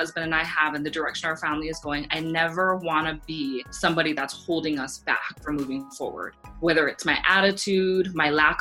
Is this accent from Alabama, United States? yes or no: no; Laie, Hawaii, United States; moved away; I grew up in Hawaii where like everybody can sing and everybody sings karaoke